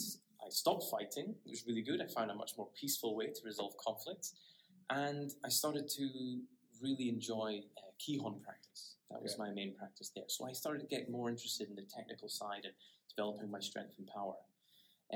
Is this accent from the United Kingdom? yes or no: yes; Aberdeen, Scotland, United Kingdom; moved away as an adult; now in Okinawa, Japan; I'm Scottish. So I born and bred in Scotland in an area called Aberdeen, which is in the northeast of Scotland